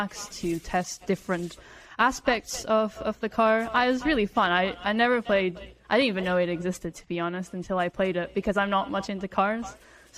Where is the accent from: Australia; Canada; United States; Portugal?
Portugal; So I grew up in Portugal